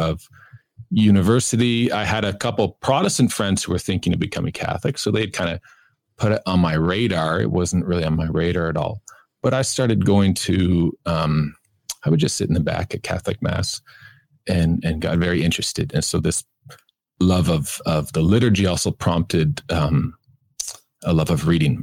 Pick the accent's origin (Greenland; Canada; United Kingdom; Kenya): Canada; Kitchener, Ontario; I grew up in Canada, in Ontario, on a farm near Kitchener.